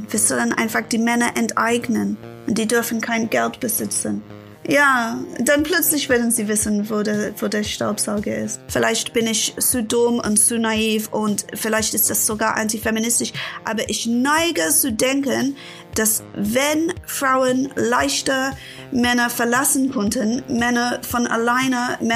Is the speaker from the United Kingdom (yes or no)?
yes; England, United Kingdom; born there; Also, ich bin 1980 geboren in England.